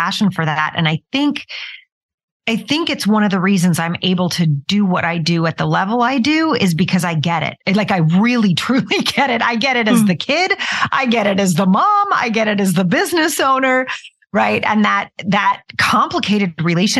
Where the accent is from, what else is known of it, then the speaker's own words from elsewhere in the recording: Utah, United States; moved away as an adult; also born or lived in New York City; I moved from Utah, where I was raised, to New York City, which was quite a big change